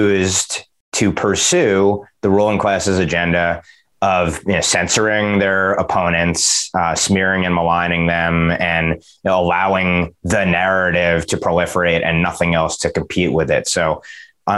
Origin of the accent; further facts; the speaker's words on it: New Jersey, United States; my home state of New Jersey